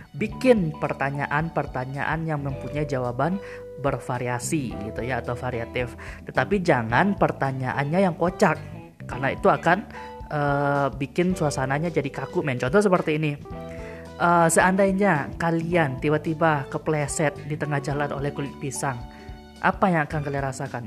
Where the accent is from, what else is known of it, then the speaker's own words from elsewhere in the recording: Batusangkar, West Sumatra, Indonesia; kota gue ya, kota Batu Sangkar